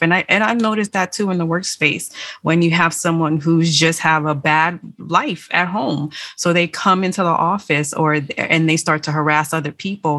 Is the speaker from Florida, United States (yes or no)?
yes; Miami, Florida, United States; moved away as an adult; most of my fellow uh, students, my high school friends, they uh, most of them stayed in Miami